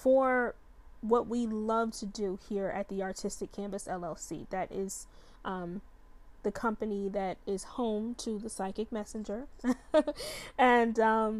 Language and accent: English; Chicago, Illinois, United States; when I was a little girl, I grew up in Chicago.